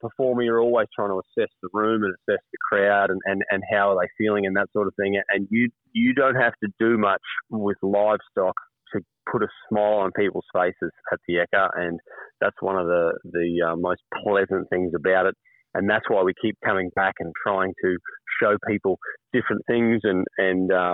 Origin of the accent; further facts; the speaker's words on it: Brisbane, Queensland, Australia; I grew up in Brisbane as a city boy, went to Morris College, Ashgrove, went to QUT